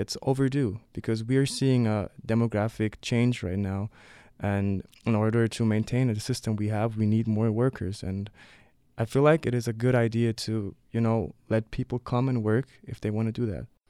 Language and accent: English; Leipzig, Saxony, Germany; I was born and raised in Leipzig